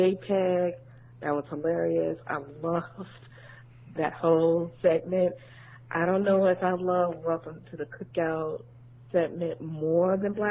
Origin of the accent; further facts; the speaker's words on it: Birmingham, Alabama, United States; born there; He's from Birmingham. I was born in Birmingham. I love him.